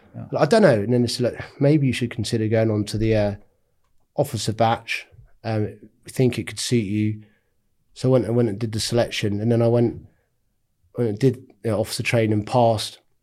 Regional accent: North Norfolk, East of England, United Kingdom; I'm from Norfolk. Um, had a really good childhood living in North Norfolk

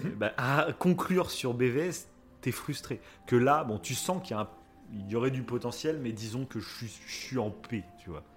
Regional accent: France; Chez nous en France

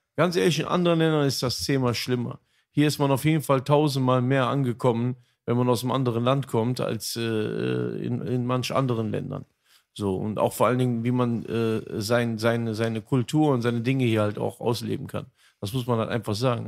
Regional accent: North Rhine-Westphalia, Germany; also in NRW, ich würde schon fast behaupten, das gab so so krass gar nicht. Das war einfach so, diese ganzen Städte zusammen, voll Multikulti, alle sind cool miteinander. So, also das ist eher so das mein Empfinden gewesen in meiner Kindheit in Jugend

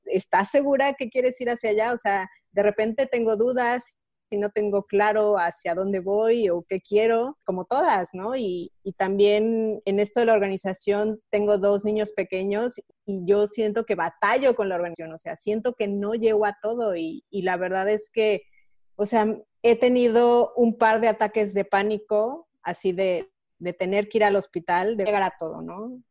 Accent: Mexico; moved away as an adult; now in Switzerland

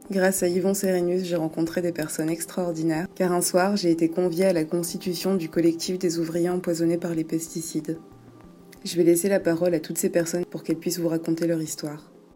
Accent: Martinique; J'ai grandi en Martinique, j'y ai passé toute mon enfance et toute mon adolescence

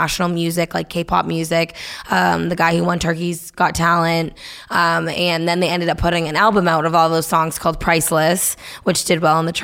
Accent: Nashua, New Hampshire, United States; I grew up in Nashville, New Hampshire

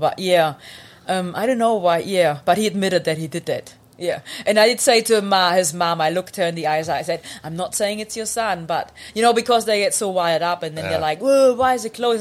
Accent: Germany; English is a second language; moved away as an adult; now in New Zealand; I grew up in Germany

